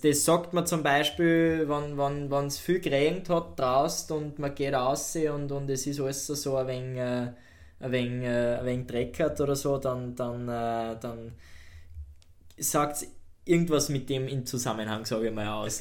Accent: Austria; bei uns in Österreich

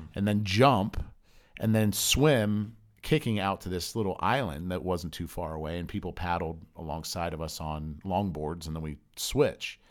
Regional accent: Southern California, United States; also born or lived in Pennsylvania; I moved from Pennsylvania to Southern California when I was ten

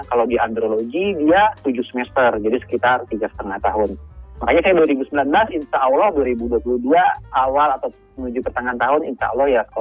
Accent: Banjarmasin, South Kalimantan, Indonesia; saya asalnya dari Kalimantan Selatan ya

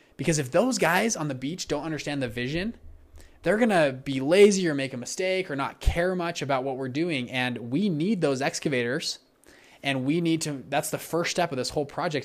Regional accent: Utah, United States; I'm from Utah.

